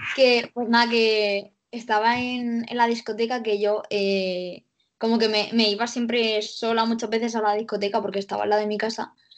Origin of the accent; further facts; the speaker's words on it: Cartagena, Region of Murcia, Spain; soy de Cartagena